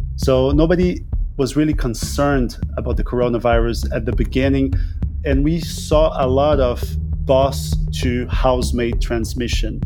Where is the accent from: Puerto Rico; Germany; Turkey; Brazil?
Brazil